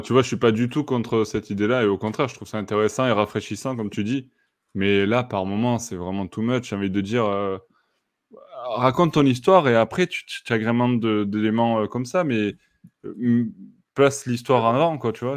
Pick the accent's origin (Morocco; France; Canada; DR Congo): France; chez nous en France